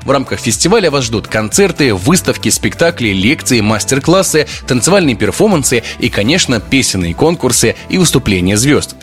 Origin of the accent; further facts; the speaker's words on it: Belarus; Мы, белорусы